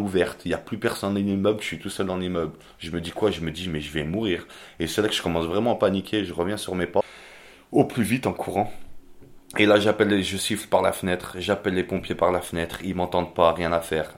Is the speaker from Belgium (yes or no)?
no; Albertville, Auvergne-Rhône-Alpes, France; moved away as an adult; now in Toulouse, France; je suis originaire de Savoie d'Albertville très précisément